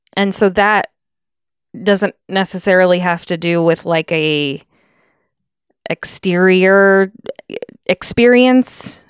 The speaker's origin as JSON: {"language": "English", "region": "Connecticut", "country": "United States", "tie": "born or raised there", "said": "growing up in Connecticut"}